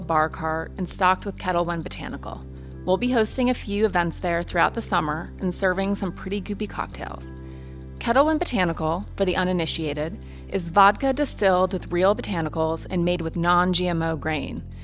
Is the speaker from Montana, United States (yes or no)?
yes; Montana, United States; also born or lived in East Coast; now in Los Angeles, United States; I love my Montana childhood and living in L A now